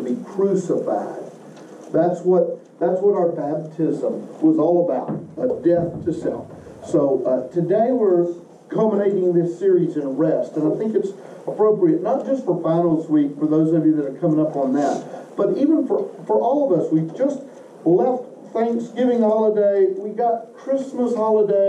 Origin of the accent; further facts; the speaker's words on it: Western Kentucky, United States; moved away as an adult; also born or lived in Oak Ridge, Tennessee; now in Murfreesboro, United States; I grew up in Western Kentucky with an outhouse and a very homogeneous community around me, ethnically